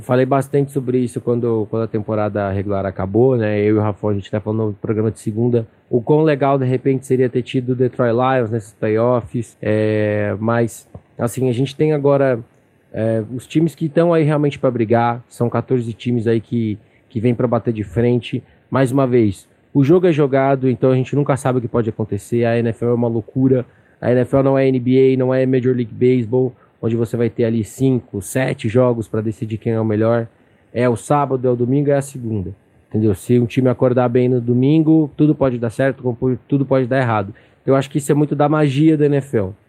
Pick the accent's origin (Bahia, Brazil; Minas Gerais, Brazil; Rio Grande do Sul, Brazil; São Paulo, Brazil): São Paulo, Brazil; sou daqui de São Paulo